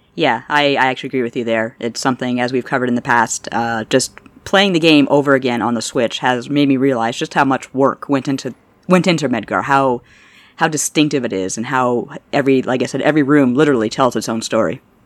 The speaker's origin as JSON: {"language": "English", "town": "Toronto", "region": "Ontario", "country": "Canada", "said": "I'm from Toronto"}